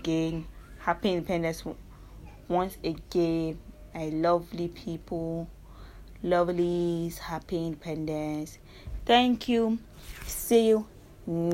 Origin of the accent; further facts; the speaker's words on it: Nigeria; I am a Nigerian